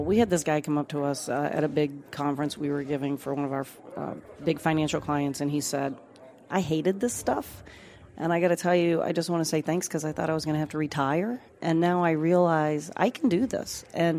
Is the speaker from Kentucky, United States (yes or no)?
yes; Kentucky, United States; So I'm actually from Southern Kentucky and really grew up looking at powerful storytellers